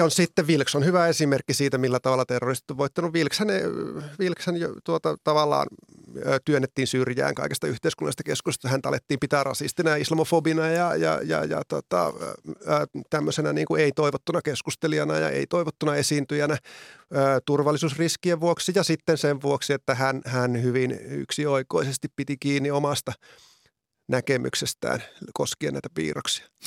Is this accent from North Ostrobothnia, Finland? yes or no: yes; Oulu area, North Ostrobothnia, Finland; minun kotiseudullani niin Oulun alueella